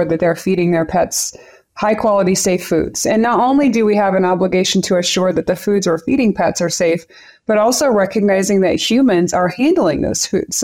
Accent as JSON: {"language": "English", "region": "Central Texas", "country": "United States", "tie": "born or raised there", "moved": "as an adult", "lives_now": "Colorado, United States", "said": "I grew up in Central Texas"}